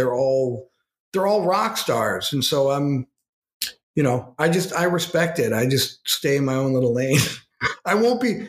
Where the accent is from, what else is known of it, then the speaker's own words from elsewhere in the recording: Western New York, United States; my hometown in Western New York